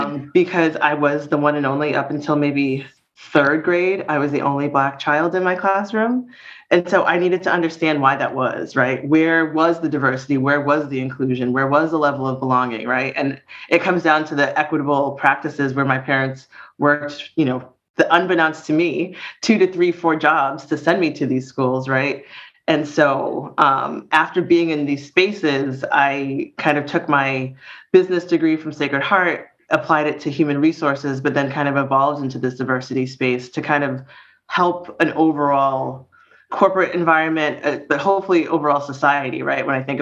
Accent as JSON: {"language": "English", "town": "Brockton", "region": "Massachusetts", "country": "United States", "tie": "born or raised there", "said": "I grew up in Brockton, Massachusetts"}